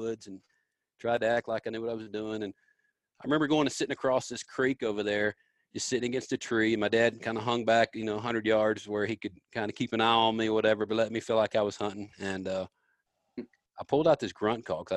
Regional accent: Memphis, Tennessee, United States; I grew up in Memphis, man, down in Memphis, Tennessee, and the big city

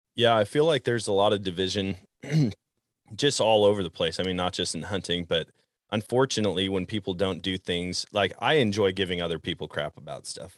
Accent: Wisconsin, United States; growing up in Wisconsin

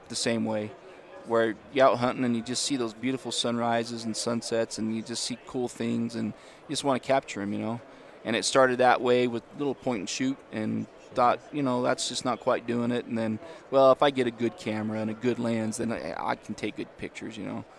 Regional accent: Utah, United States; born and raised. I live up in the Ogden area, up in northern Utah.

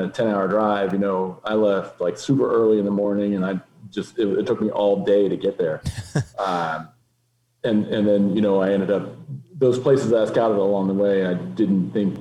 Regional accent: Pennsylvania, United States; growing up in Pennsylvania, beaver dams are, you know, they're a normal part of the environment

